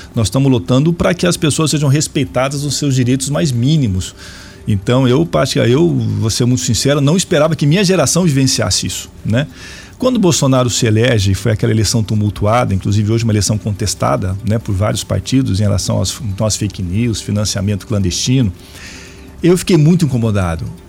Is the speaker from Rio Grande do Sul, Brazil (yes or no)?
no; Araraquara, São Paulo, Brazil; now in Cascavel, Brazil; sou de Araraquara